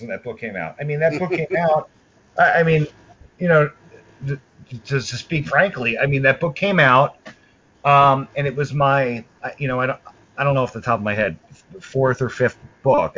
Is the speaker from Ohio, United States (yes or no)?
no; New York City, New York, United States; we grew up in New York uh, in Brooklyn, New York